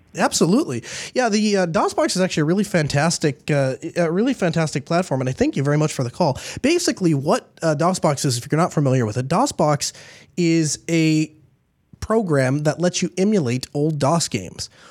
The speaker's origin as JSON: {"language": "English", "country": "United States", "tie": "born or raised there", "said": "I'm glad I was born here in the United States. I definitely belong here. This is, this is home to me."}